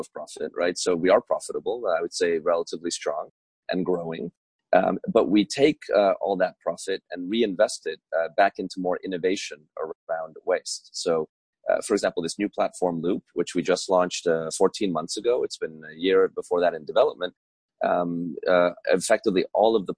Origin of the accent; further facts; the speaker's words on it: Budapest, Hungary; now in Trenton, United States; I was born in 1982 in Budapest, which at the time was still communist, under the Iron Curtain.